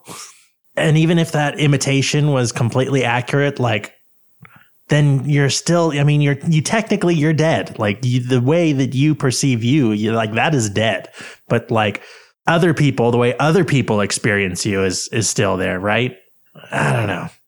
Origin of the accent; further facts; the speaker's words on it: United States; I'm from America